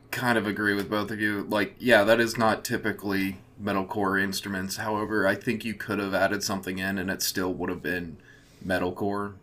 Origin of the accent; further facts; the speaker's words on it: American heartland, Midwest, United States; I'm from the American heartland.